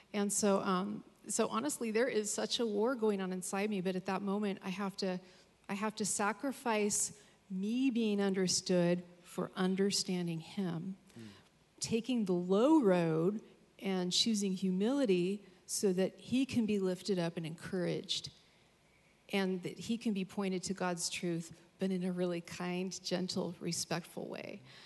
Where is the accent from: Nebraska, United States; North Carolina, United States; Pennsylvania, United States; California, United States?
California, United States; Capitola; moved away; I'm originally from Capitola